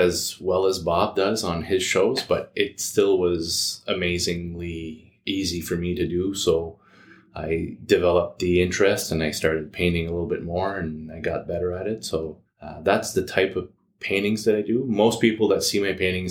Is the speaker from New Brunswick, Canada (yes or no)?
yes; Campbellton, New Brunswick, Canada; moved away as an adult; now in Moncton, Canada; I was born in Campbellton, New Brunswick a few years ago